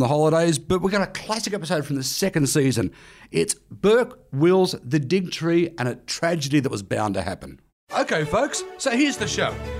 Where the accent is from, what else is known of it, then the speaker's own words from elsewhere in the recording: Australia; being Australian